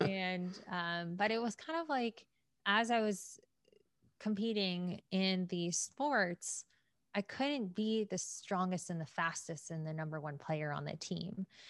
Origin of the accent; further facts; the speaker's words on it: Atlanta, Georgia, United States; born and raised in Atlanta.